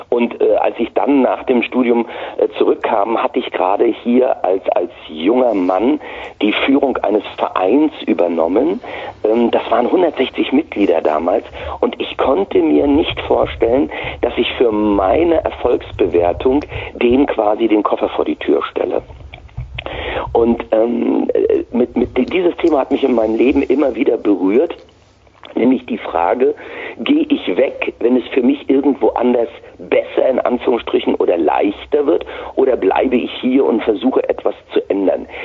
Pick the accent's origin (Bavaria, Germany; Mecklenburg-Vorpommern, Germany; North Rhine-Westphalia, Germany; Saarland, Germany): Mecklenburg-Vorpommern, Germany; Und ich bin hier in der Region Mittleres Mecklenburg zur Schule gegangen, habe ganz normal meinen Abschluss gemacht, äh, bin im Osten noch bei der Armee gewesen